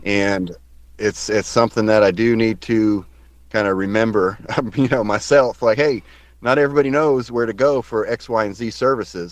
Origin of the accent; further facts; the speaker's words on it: Salisbury, North Carolina, United States; also born or lived in Staten Island, New York; now in Asheville, United States; I claim as being from the Piedmont area of North Carolina. a great town called Salisbury uh, is where I where I grew up